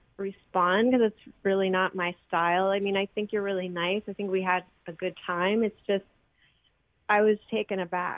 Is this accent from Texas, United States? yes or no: yes; Texas, United States; I mean, I'm a girl from Texas